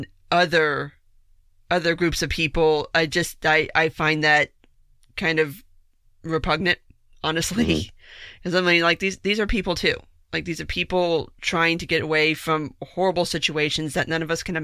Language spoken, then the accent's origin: English; South Florida, United States; I'm born and raised in South Florida